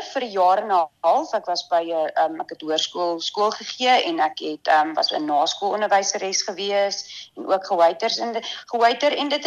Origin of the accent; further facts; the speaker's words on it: Windhoek, Khomas, Namibia; also born or lived in Tsumeb / Cape Town / Pretoria / Bloemfontein; so ons is van Windhoek af Tsumep toe en van Tsumep af Kaap toe en van die Kaap af Pretoria toe, Pretoria Bloemfontein en van Bloemfontein af terug na my beet toe Windhoek toe.